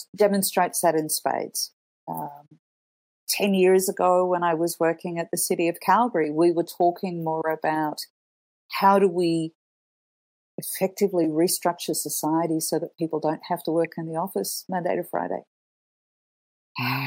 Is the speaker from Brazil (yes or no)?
no; Australia; moved away as an adult; also born or lived in Canada / Italy; growing up in Australia